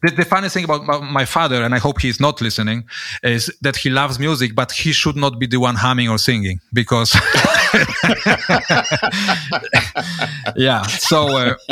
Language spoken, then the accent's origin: English; Gdańsk, Pomeranian Voivodeship, Poland; moved away as an adult; now in Switzerland; I was born in Poland, in Gdańsk, north of Poland, the city just, you know, at the shores of the Baltic Sea, in 1975.